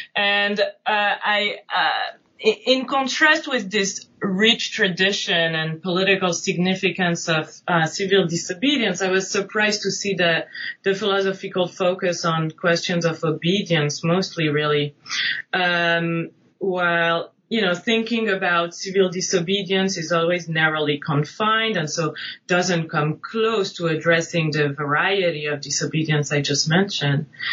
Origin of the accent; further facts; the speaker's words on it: Nice, Provence-Alpes-Côte d'Azur, France; moved away; also born or lived in New England; I'm originally from France. I grew up right outside Nice on the French Riviera.